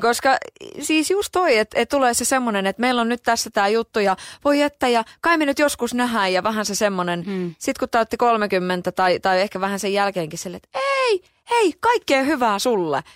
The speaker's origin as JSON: {"language": "Finnish", "town": "Kotka", "region": "Kymenlaakso", "country": "Finland", "tie": "born or raised there", "said": "Mä oon käynyt itse koulua niin pyhtäällä siinä niin kuin lähellä. Et sikäli mä oon Kotkasta lähtöisin."}